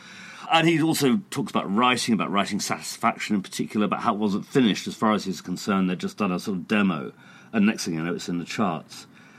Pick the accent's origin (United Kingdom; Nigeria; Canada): United Kingdom; England; as us English say